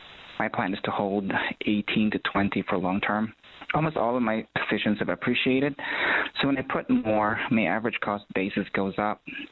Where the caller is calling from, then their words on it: Ohio, United States; I'm calling from Ohio.